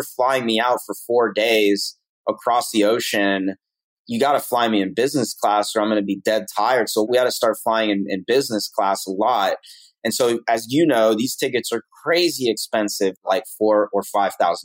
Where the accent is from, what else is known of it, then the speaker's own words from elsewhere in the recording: Atlanta, Georgia, United States; I grew up in Atlanta